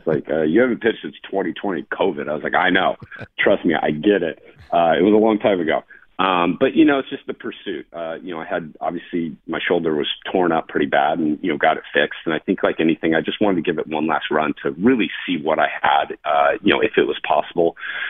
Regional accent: San Diego, California, United States; I was in San Diego, so it was kind of nice to be back in my hometown, see people that supported me for the last 20 to 25 years of kind of my career.

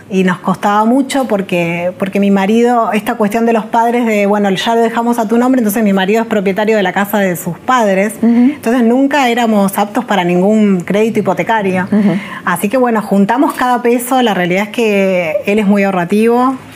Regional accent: Zapala, Neuquén, Argentina; also born or lived in La Plata / Olavarría / Catamarca; finalmente toda mi adolescencia fue en Zapala, Neuquén y, cuando terminé la secundaria me, fui a estudiar con mi hermano a la ciudad de La Plata, que es donde nací, porque mi mamá

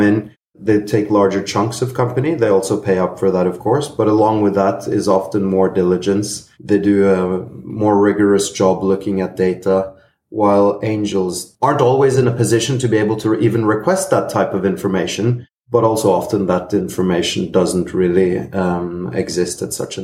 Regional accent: Norway; I'm originally Greek-Norwegian. I grew up in Norway and lived most of my life there.

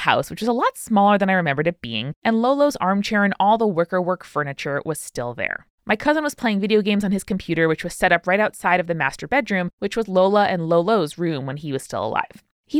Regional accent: New Zealand; also born or lived in Philippines / Australia; I'm Filipino by birth, but grew up in New Zealand and Australia.

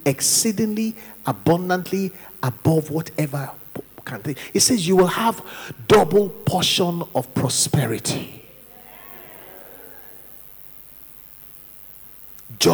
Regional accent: Nigeria; moved away; also born or lived in London, United Kingdom

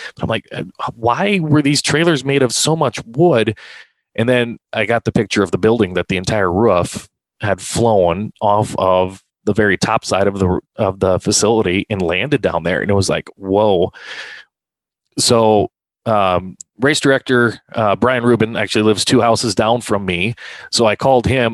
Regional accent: Hartford, South Dakota, United States; I grew up in Hartford. Um, that was my my hometown

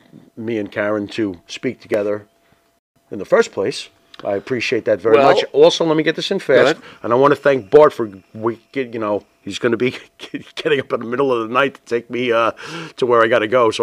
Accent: Florida, United States; born there; I was born in Florida.

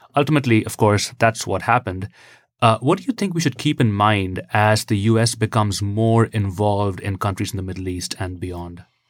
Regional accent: India; now in United States; I'm from India originally

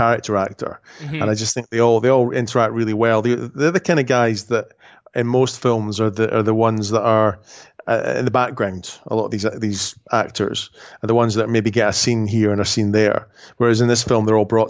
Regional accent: Edinburgh, Scotland, United Kingdom; also born or lived in Scottish Highlands; I was born in Edinburgh, which is the capital of Scotland. But when I was 10, we moved to the Highlands.

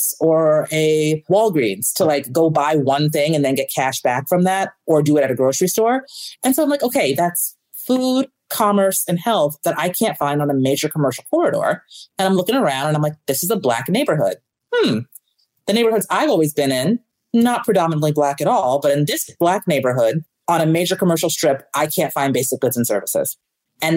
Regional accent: New York, United States; moved away as an adult; now in Chicago, United States; I am originally from New York. I moved to Chicago in 2012 to go to grad school

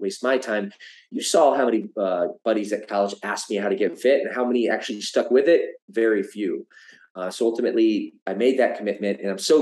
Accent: Midwest, United States; moved away as an adult; now in California, United States; growing up in the Midwest

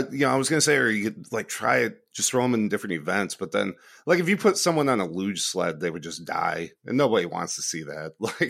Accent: United States; And as an American at that time, you actually had to have done something

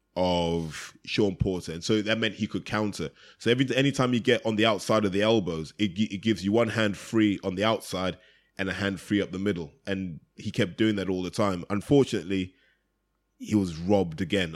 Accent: United Kingdom; as a British fan

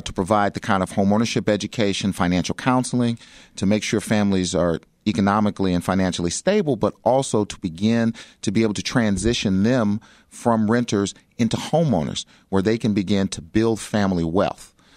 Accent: Chicago, Illinois, United States; I grew up in South Shore.

